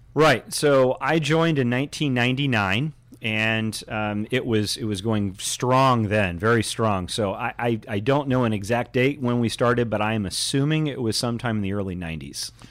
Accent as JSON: {"language": "English", "town": "Indianapolis", "region": "Indiana", "country": "United States", "tie": "born or raised there", "said": "I grew up in Indianapolis"}